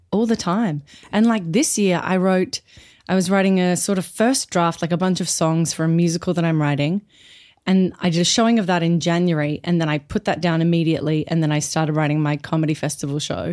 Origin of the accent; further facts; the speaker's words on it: Brisbane, Queensland, Australia; moved away as an adult; also born or lived in Perth; I'm from Brisbane mostly